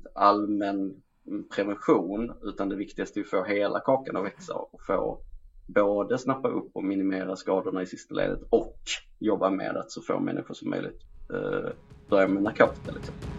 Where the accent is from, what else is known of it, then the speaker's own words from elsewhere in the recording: Skåne, Sweden; jag var skåning.